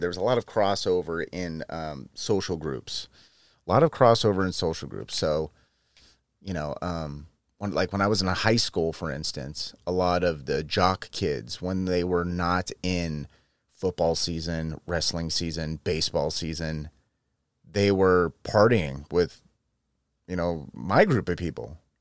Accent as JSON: {"language": "English", "area": "San Joaquin Valley", "region": "Central California", "country": "United States", "tie": "born or raised there", "moved": "yes", "said": "my hometown, which is in Central California, in the San Joaquin Valley"}